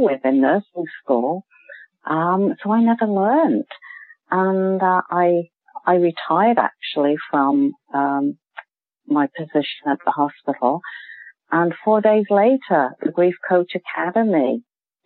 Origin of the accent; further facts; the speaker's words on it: United Kingdom; accent: British; moved away as an adult; now in Canada; I am a British trained nurse. You can probably tell from the accent